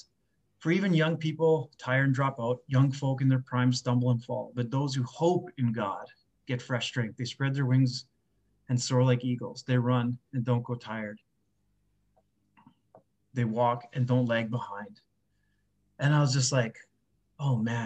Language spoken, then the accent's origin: English; just outside of Winnipeg, Manitoba, Canada; moved away as an adult; I grew up just outside of Winnipeg here